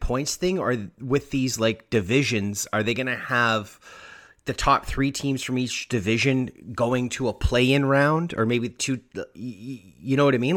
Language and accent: English; Canada; As a Canadian